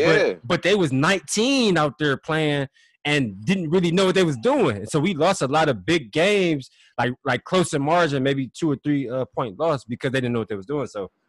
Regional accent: Ohio, United States; I'm from Ohio, so I'm sure T.O. probably had 50, 60 people there.

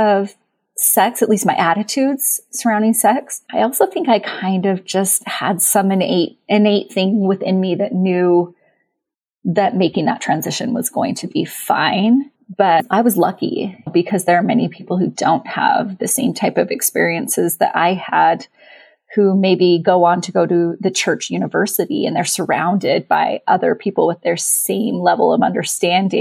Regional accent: Utah, United States; I was raised LDS in Utah

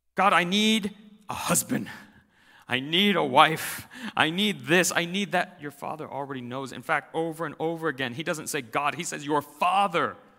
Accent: United States; as American Christians

